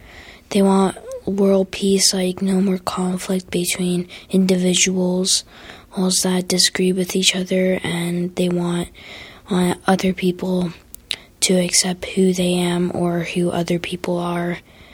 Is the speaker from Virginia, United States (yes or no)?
yes; Virginia, United States; now in Albuquerque, United States; I'm 10 years old, and 3 months I'll become 11, and I was born in Virginia, and I live in Albuquerque, New Mexico.